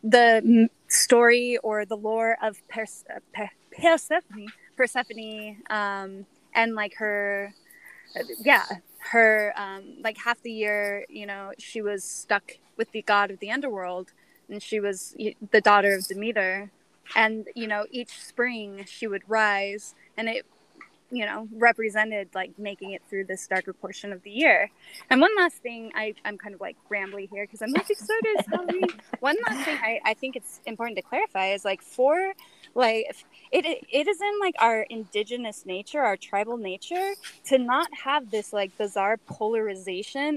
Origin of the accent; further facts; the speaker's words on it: Utah, United States; I'm from Utah